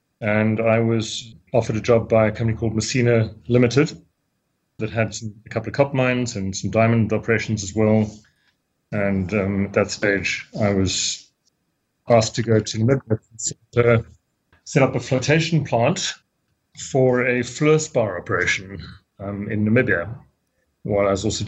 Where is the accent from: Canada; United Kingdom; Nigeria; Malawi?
Malawi; born there; also born or lived in Zambia; Well, I was born in Malawi, so I'm an African. And Malawi at the time was Nyasaland. It was before independence of Malawi. And my parents then moved across to Zambia, to the Cobb Belt, where my grandparents had been for many years.